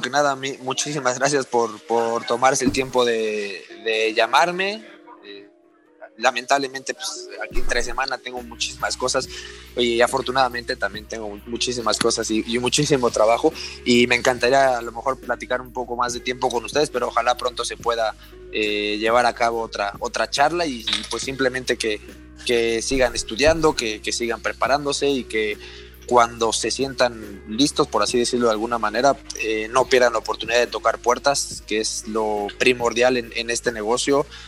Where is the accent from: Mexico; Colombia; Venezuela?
Mexico; Puebla; yo soy de Puebla